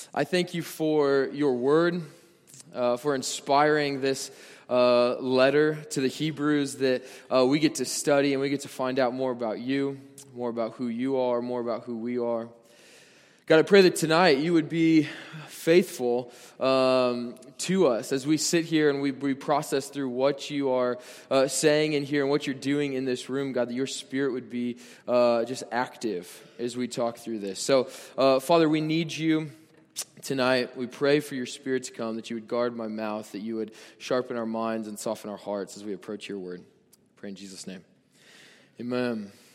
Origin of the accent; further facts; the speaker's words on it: Nebraska, United States; I'm from Nebraska